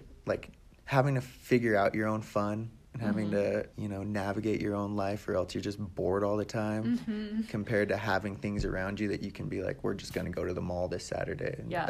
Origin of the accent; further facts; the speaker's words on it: Alamosa, Colorado, United States; also born or lived in Fort Collins; So I grew up in Alamosa. I lived here my whole life. I went to school in Fort Collins